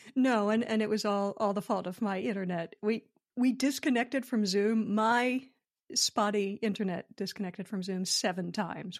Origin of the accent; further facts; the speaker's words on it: Philadelphia, Pennsylvania, United States; moved away as an adult; also born or lived in Los Angeles; now in United Kingdom; I'm born and raised in Philadelphia